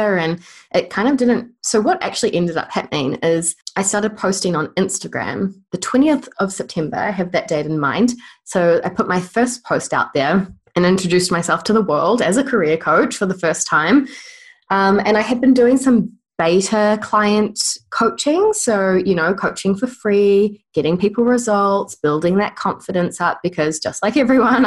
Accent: New Zealand; accent: New Zealand; I've moved back home to New Zealand

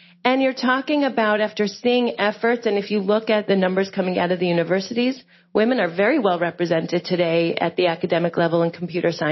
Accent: United States; moved away as an adult; now in Israel

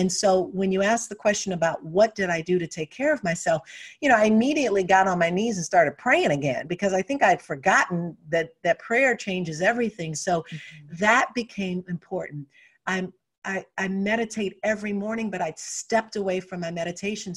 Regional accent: Detroit, Michigan, United States; I was born and raised in Detroit

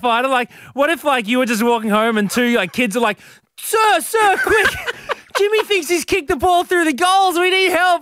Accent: Brisbane, Queensland, Australia; growing up in Brisbane

